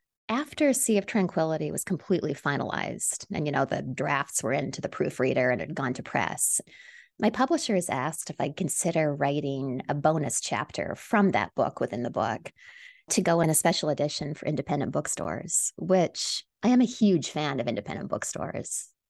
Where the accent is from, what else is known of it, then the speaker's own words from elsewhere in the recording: Canada; moved away as an adult; now in New York City, United States; You know, I'm from Canada originally, but I've lived in New York City since my early 20s.